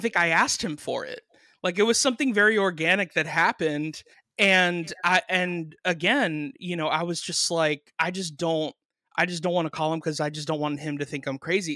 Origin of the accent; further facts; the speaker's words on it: Miami, Florida, United States; I grew up in Miami